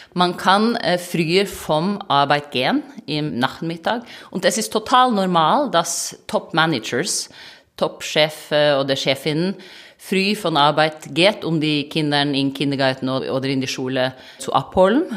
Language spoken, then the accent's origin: German; Norway; German is a second language; moved away as an adult; now in Germany; ich komme aus Norwegen, ich bin ein Viking